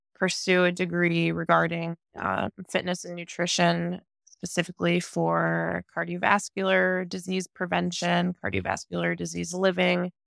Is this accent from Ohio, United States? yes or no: yes; near Cleveland, Ohio, United States; I am from Ohio, near Cleveland